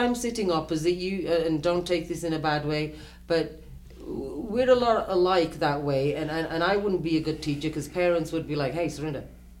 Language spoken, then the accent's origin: English; United Kingdom; moved away as an adult; also born or lived in Middle East; now in United States; I was born in Britain